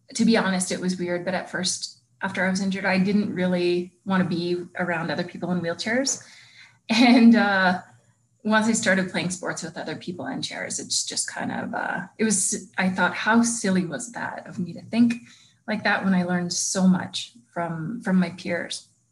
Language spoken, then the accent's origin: English; Lethbridge, Alberta, Canada; now in Calgary, Canada; I moved home to Lethbridge